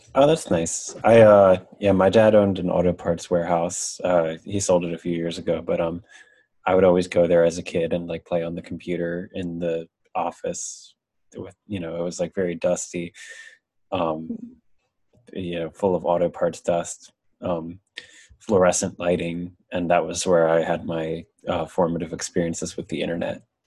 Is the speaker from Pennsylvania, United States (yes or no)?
yes; Pennsylvania, United States; I'm from Pennsylvania, a town called New York. You probably wouldn't have heard of it, but it was like, I mean, the town itself is like fairly like uh, developed, but like the outskirts where I grew up